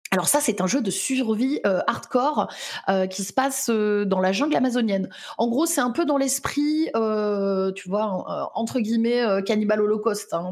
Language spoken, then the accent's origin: French; Lyon, Auvergne-Rhône-Alpes, France; je suis lyonnaise